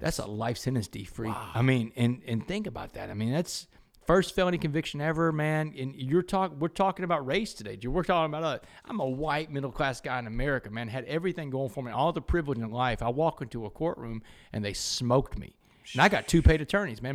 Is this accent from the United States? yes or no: yes; Port Arthur, Texas, United States; growing up in Port Arthur